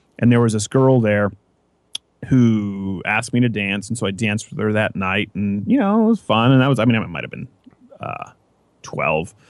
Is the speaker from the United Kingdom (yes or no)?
no; Canada; now in United States; I was going from Prairieville Elementary to Centennial Regional High School, middle school. It's 7th and 8th grade is middle school in Canada